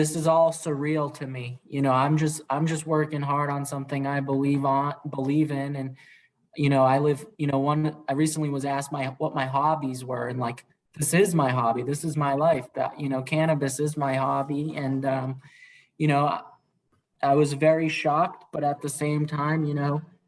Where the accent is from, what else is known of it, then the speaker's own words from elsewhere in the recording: Worcester, Massachusetts, United States; I grew up in Worcester, so giving back to the community is very personal to me